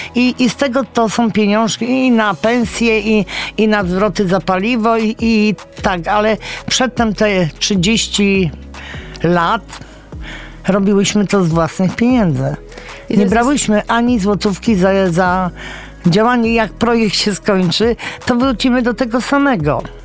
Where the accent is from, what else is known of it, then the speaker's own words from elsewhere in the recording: Września, Greater Poland, Poland; ja nie jestem z Poznania, mieszkam we Wrześni, tam się urodziłam